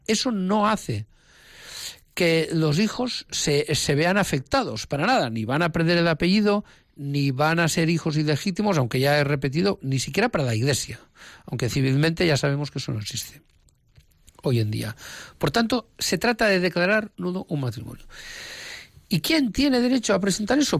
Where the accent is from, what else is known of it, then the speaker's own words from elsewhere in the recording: Menorca, Balearic Islands, Spain; now in Palma de Mallorca, Spain; la isla de Menorca, donde yo nací